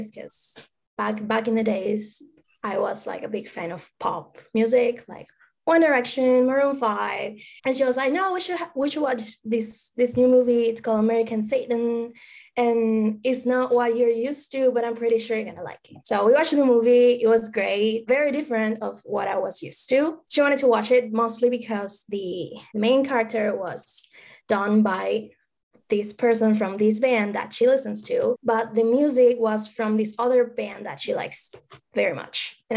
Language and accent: English; Argentina; English is a second language; now in Los Angeles, United States; First of all, I'm sorry for my accent. English is my second language. Maybe you saw me on Twitter, and I'm actually from Argentina, but I live in the States right now in LA, California, sunny California.